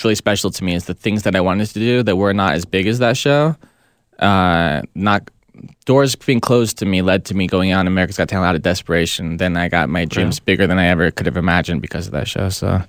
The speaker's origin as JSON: {"language": "English", "town": "San Diego", "region": "California", "country": "United States", "lives_now": "Los Angeles, United States", "said": "I'm from San Diego."}